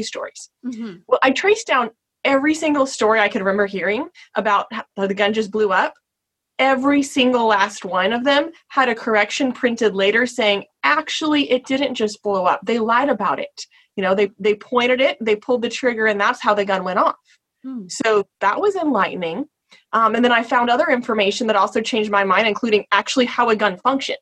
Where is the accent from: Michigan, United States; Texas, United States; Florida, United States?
Texas, United States; I grew up in Texas